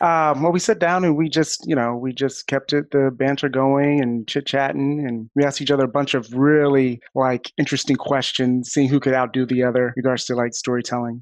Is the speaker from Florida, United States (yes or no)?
yes; Florida, United States; I'm from Florida